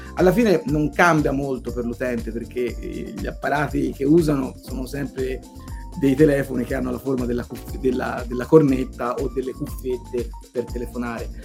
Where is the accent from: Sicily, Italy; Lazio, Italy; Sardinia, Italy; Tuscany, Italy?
Tuscany, Italy; Montelupo Fiorentino; sono stato anche amministratore locale del, del, mio paese, che è un piccolo paese a 20 minuti da Firenze, si chiama Montelupo Ferentino